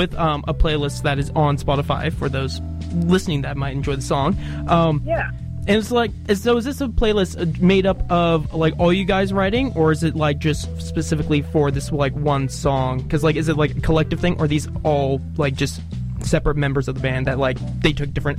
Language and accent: English; Vancouver, British Columbia, Canada; now in Dunedin, New Zealand; I'm Vancouver born.